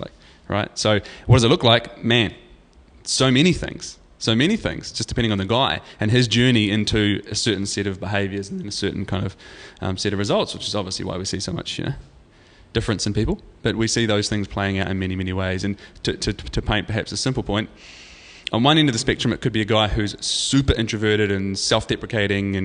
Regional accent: New Zealand; I'm from New Zealand and, you know, I do this and I'm 37

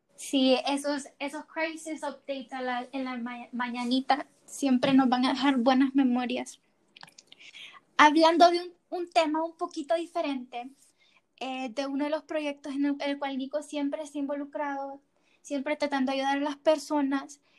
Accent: Honduras; nosotros como hondureños

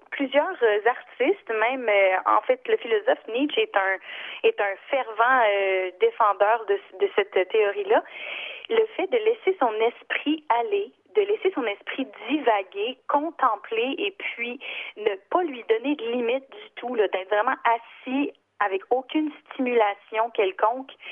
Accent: Gaspésie, Quebec, Canada; moved away; Moi, je viens de la Gaspésie

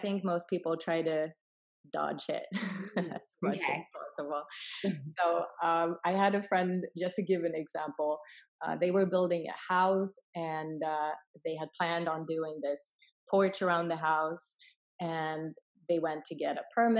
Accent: Sweden; English is a second language; moved away; also born or lived in Finland / Hong Kong / California; I was born in Finland, raised in Sweden, and moved to Hong Kong for a little bit, and then I was in California for 6 years, so I've been Americanized, but English is my third language

